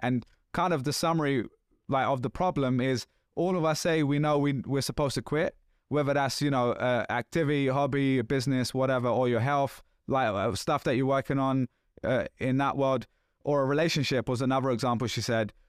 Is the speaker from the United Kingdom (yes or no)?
yes; London, United Kingdom; accent: London; this is still a London accent, but this is, like, fifteen years ago almost where you couldn't understand what I was saying, right? And it was, like, lots of slang and just, like, thick.